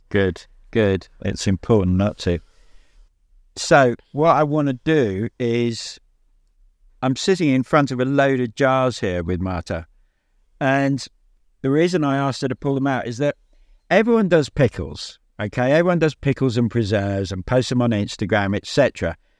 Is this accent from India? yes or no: no; England, United Kingdom; also born or lived in Devon; I'm from England, so I live in England. I live in Devon.